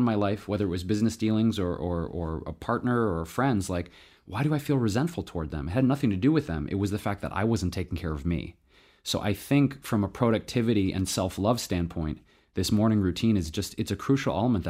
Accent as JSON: {"language": "English", "town": "Detroit", "region": "Michigan", "country": "United States", "tie": "born or raised there", "said": "I was born and raised actually in Southwest Detroit."}